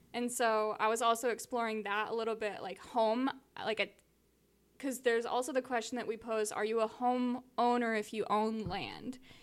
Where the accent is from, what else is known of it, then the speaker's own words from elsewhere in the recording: Southern California, United States; I grew up in Southern California